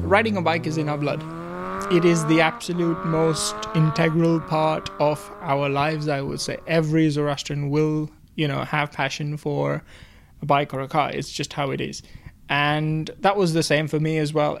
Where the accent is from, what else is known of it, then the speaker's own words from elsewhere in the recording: India; moved away as an adult; also born or lived in United Kingdom; now in Worcester, United Kingdom; I'm originally from India, moved here to do my master's in automotive engineering